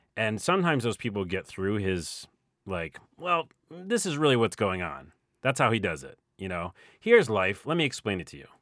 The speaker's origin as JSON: {"language": "English", "town": "Syracuse", "region": "New York", "country": "United States", "tie": "born or raised there", "moved": "yes", "said": "I'm from Syracuse"}